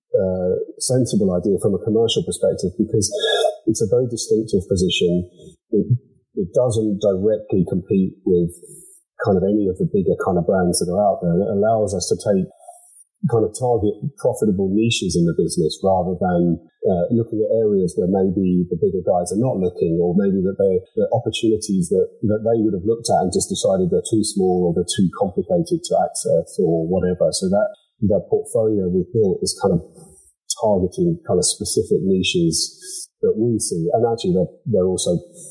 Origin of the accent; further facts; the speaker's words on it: England, United Kingdom; now in County Donegal, Ireland; I was born in England and brought up there